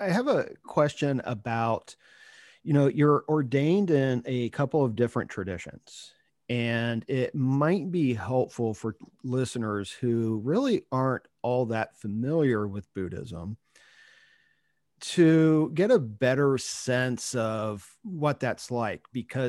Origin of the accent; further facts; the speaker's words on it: Ohio, United States; Another Ohio person. I was born and raised there, though I rarely admit that.